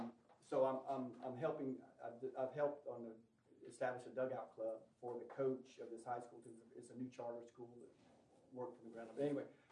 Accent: Mount Pleasant, South Carolina, United States; I'm from Mount Pleasant, which is near Charleston.

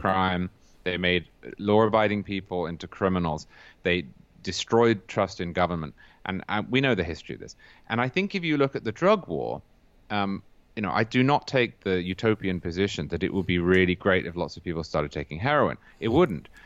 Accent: Cambridge, East of England, United Kingdom; I'm from Cambridge in England

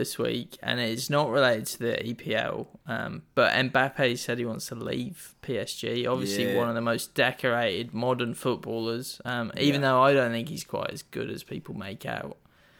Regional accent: England, United Kingdom; So, I don't know if that's growing up in England. I don't really get that.

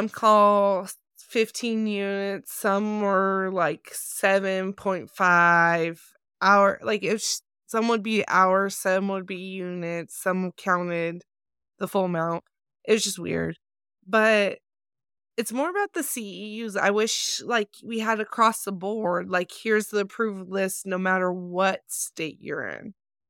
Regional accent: Nevada, United States; So like if I was working in Nevada, my home state is Nevada

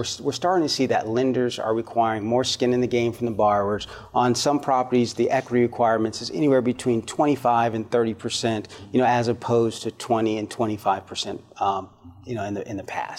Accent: California, United States; now in Georgia, United States; my home state of California

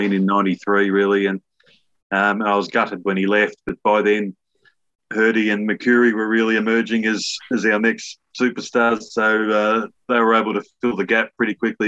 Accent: past Shepparton, northern Victoria, Australia; also born or lived in Leongatha, Victoria; I was born in Langatha, but we lived up in northern Victoria for much of my schooling past Shepparton

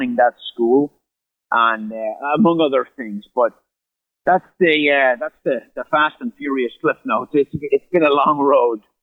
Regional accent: Ireland; moved away as an adult; I grew up in Ireland, lived there till I was 25.

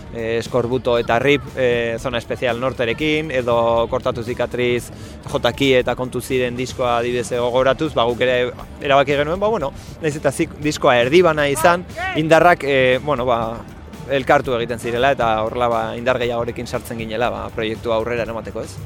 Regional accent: Bilbao, Basque Country, Spain; berez bilbotarra gara, bilbo ingurukoa gara

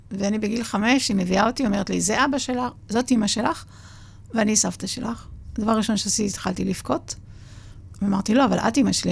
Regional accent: Lod, Central District, Israel; נולדתי בשכונת הרכבת בלוד.

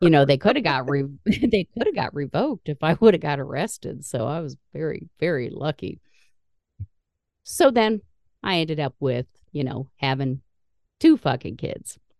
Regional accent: Indiana, United States; We're from Indiana

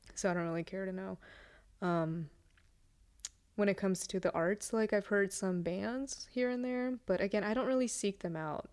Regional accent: Russia; moved away; I grew up in Russia. I'm Russian

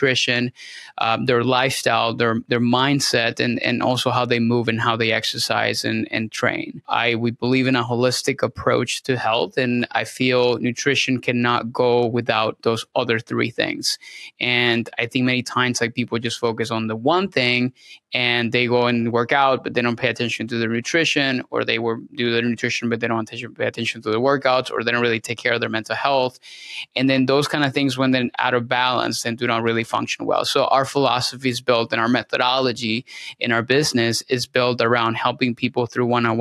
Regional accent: Venezuela; moved away as an adult; now in Tampa, United States; I'm originally from Venezuela. So I'm Hispanic, born and raised. And I moved to the United States around 2009 to complete my schooling

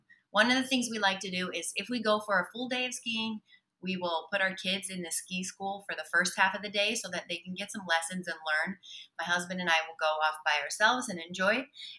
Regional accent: Salt Lake City, Utah, United States; I'm from Salt Lake City, Utah.

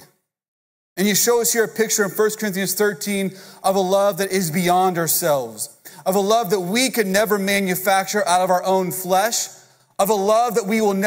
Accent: Houston, Texas, United States; now in Katy, United States; I'm from Houston

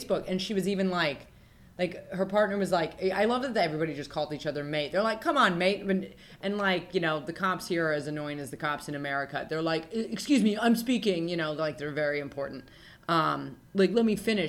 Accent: Reno, Nevada, United States; moved away as an adult; being born in Reno, Nevada

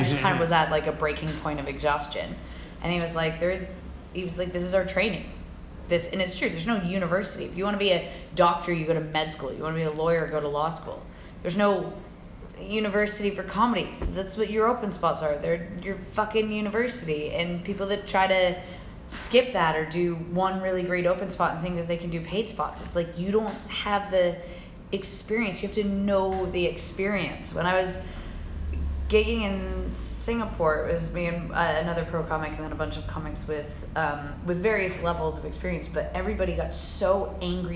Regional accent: United States; moved away as an adult; now in London, United Kingdom; being American

